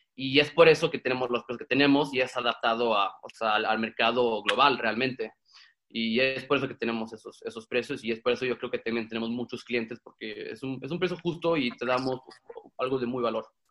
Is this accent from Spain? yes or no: no; Sweden; moved away as an adult; now in Mexico; yo soy mexicano sueco y crecí en Suecia